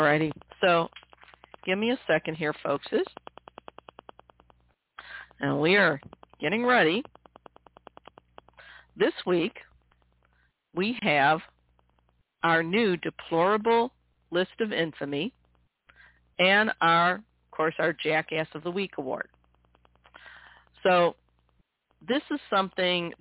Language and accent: English; Missouri, United States; my home state of Missouri